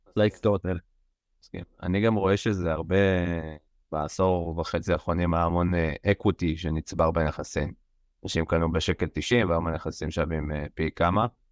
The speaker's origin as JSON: {"language": "Hebrew", "country": "Israel", "said": "לנו כישראלים"}